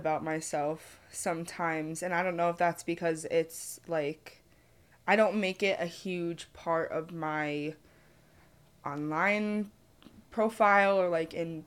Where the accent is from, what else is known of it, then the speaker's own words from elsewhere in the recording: just outside of Albany, New York, United States; I'm from just outside of Albany